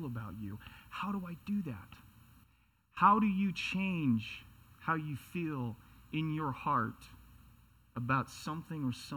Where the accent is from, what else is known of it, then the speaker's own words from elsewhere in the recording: Seattle, Washington, United States; I come from Seattle